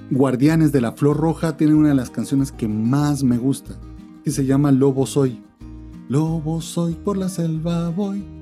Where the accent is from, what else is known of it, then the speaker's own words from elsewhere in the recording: Venezuela; Soy scout venezolano.